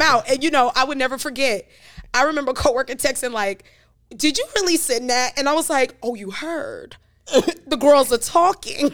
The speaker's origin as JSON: {"language": "English", "town": "New York City", "region": "New York", "country": "United States", "also_born_or_lived": "Jamaica", "moved": "yes", "lives_now": "Charlotte, United States", "said": "from Brooklyn, New York"}